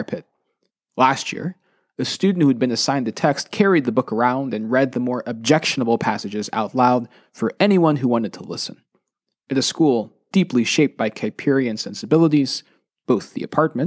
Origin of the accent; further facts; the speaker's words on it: United States; As a Filipino-American